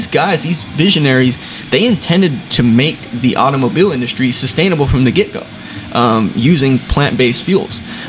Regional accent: San Antonio, Texas, United States; I was born and raised here in San Antonio as well.

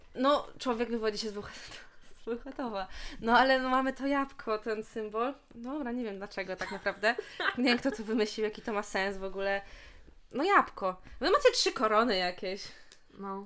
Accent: Bełchatów, Łódź Voivodeship, Poland; ja w sumie mieszkam w Bełchatowie, jestem z Bełchatowa

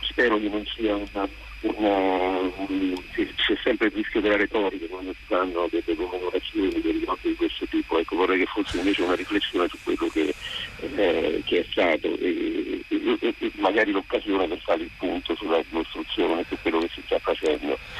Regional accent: Abruzzo, Italy; now in Rome, Italy; chiamo da Roma sono di origine abruzzese, sono abruzzese

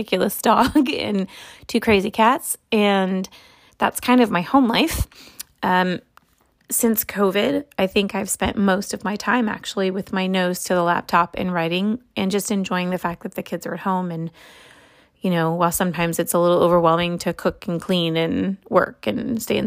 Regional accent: Los Angeles, California, United States; also born or lived in Santa Monica; I am from Santa Monica, but I'm Los Angeles born and bred.

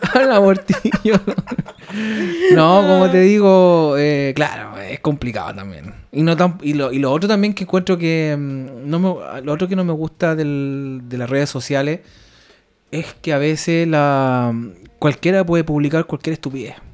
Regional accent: Valparaíso, Chile; moved away as an adult; now in Stockholm, Sweden; Somos dos chilenos que viven acá en Estocolmo, Suecia

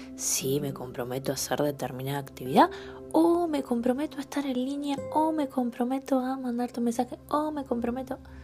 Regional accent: Argentina; como argentinos

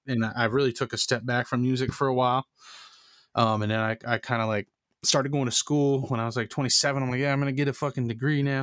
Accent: Maine, United States; where I grew up in Maine was like you know Maine is white

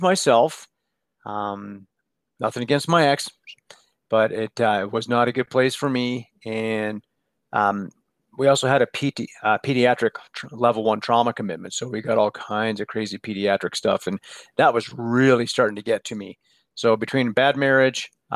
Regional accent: Denver, Colorado, United States; also born or lived in Boulder, Colorado / San Diego / Tahoe; So born in Boulder, Colorado, literally just born there and then went home later that day. Grew up in Denver

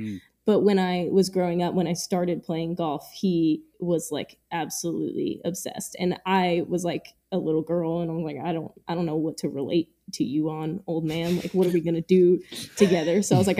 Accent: Bronx, New York, United States; From the Bronx.

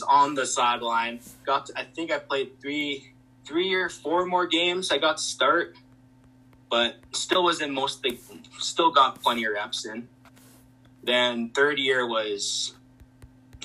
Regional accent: Canada; growing up in Canada, it was always about hockey

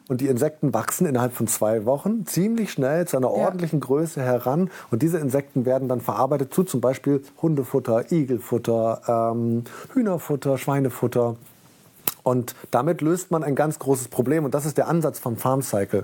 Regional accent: Bremen, Germany; also born or lived in Dessau; gebürtig in Dessau und mit neun Jahren dann nach Bremen gekommen, habe hier mein Abitur gemacht

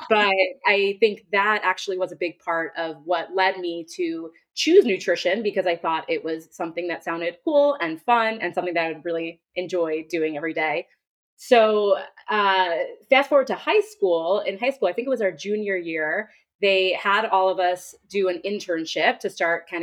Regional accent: Great Neck, New York, United States; I am originally from Great Neck, New York, on Long Island

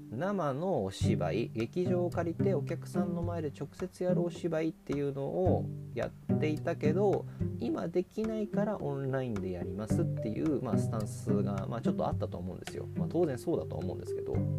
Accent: Miyagi, Japan; 僕が宮城県出身

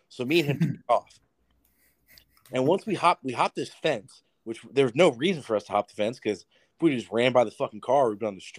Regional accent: Yucaipa, California, United States; the goal is to get to the Boulevard because that's like the biggest uh, street in uh, my hometown is called Yucaipa.

